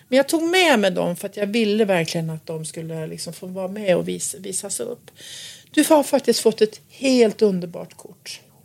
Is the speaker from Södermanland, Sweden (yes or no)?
no; Gästrikland, Gävleborg County, Sweden; När jag växte upp så växte jag, växte jag upp på en, en gård ute, uppe i Gästrikland